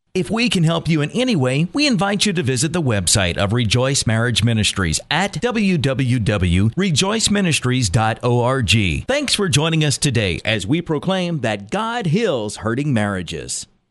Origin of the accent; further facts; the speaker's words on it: New York, United States; I grew up in New York